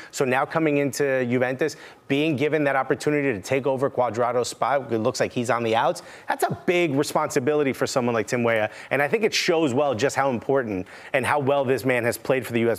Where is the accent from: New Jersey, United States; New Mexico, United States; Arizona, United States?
New Jersey, United States; Newark; born and raised in Newark